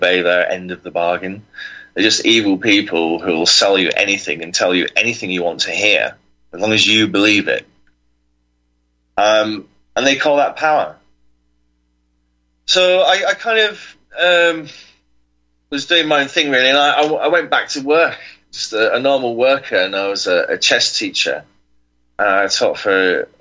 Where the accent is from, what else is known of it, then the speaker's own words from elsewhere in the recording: Yorkshire and the Humber, United Kingdom; I'm from Yorkshire.